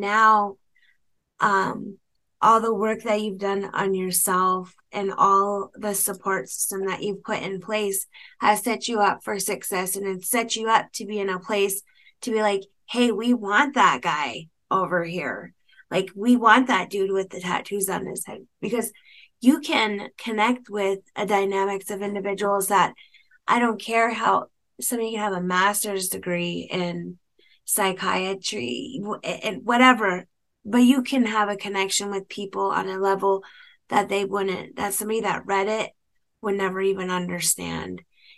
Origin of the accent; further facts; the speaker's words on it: United States; You know, a huge part of me as an American Indian woman, of us, we're single parents and we're raising kids